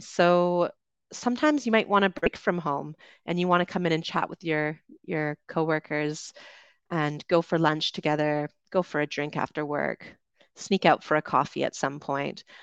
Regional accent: Vancouver Island, British Columbia, Canada; moved away as an adult; also born or lived in London, United Kingdom; I'm from Canada. I grew up on Vancouver Island, uh, went to university in Vancouver

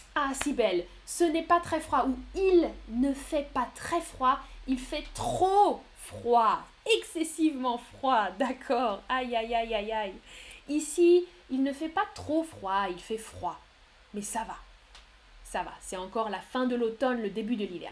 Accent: France; also born or lived in Nantes; Moi, je viens de France. Je viens de France et maintenant, j'habite à Nantes, dans l'ouest de la France

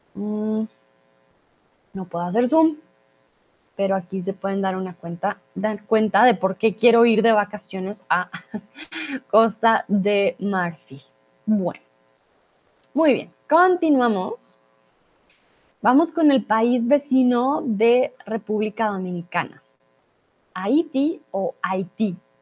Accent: Bogotá, Colombia; moved away as an adult; also born or lived in Guadalajara, Mexico; now in Germany; mi ciudad natal, a Bogotá

